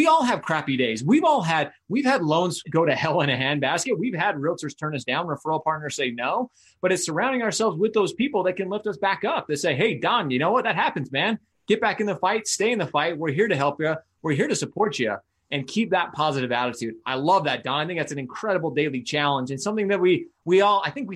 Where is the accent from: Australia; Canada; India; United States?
United States; Utah; my home state, my backyard